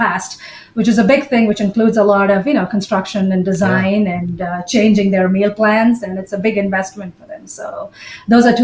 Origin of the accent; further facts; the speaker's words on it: Bahrain; moved away as an adult; now in United States; although I was an Indian citizen, I was born and brought up in Bahrain in the Middle East.